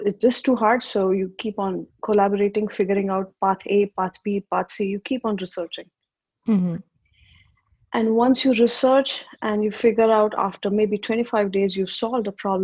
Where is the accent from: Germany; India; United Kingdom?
India; I grew up in India.